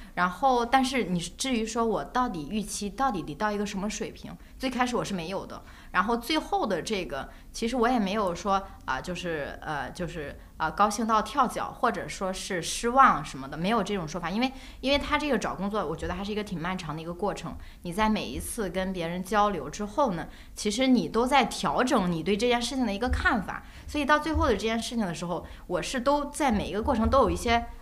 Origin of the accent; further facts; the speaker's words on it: northern China, China; 因为我，我是北方人